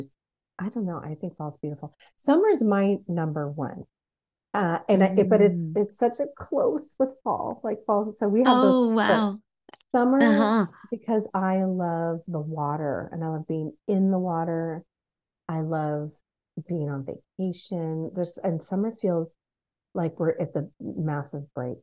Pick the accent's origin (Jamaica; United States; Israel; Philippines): United States; Pacific Northwest; growing up in the Pacific Northwest